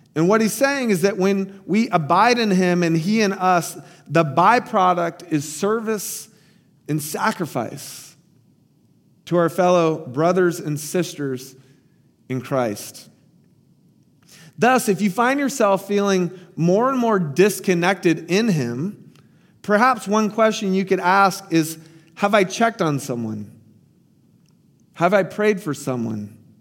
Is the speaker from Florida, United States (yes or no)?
yes; Tampa, Florida, United States; my hometown, Tampa Bay